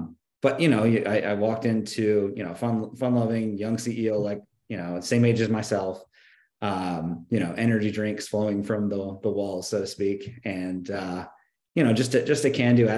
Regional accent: Richmond, Virginia, United States; the company is based in my hometown in Richmond, Virginia. That's where I am right now

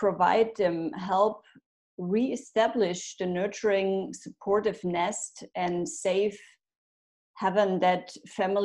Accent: Germany; moved away as an adult; also born or lived in France; now in Italy; I'm from Germany, but emigrated in 2017

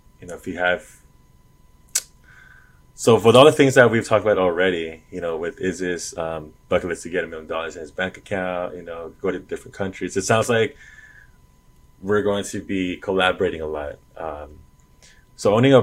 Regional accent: Los Angeles, California, United States; I was born here in Los Angeles, California

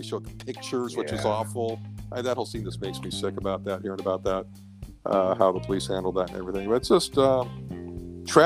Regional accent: Huntington Beach, California, United States; where I grew up in Huntington Beach

